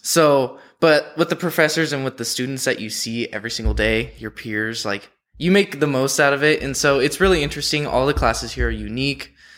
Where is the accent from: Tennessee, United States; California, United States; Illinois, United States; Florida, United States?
California, United States; San Diego; moved away; I'm from San Diego